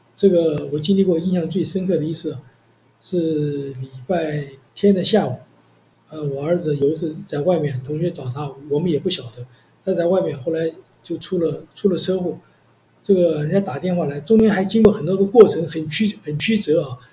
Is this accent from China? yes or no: no; Zuoying, Kaohsiung, Taiwan; now in Taipei, Taiwan; 我们以前呢是住在这个海滨的眷村啊，在左营。那我父亲呢他是海军的。这个三十八年来到台湾以后呢，我也是三十八年出生。小学、中学都是在海军办的这个学校啊，读书